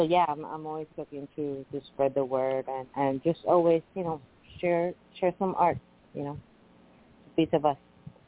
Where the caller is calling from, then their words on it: Puerto Rico; Hello there. Hi … from Puerto Rico.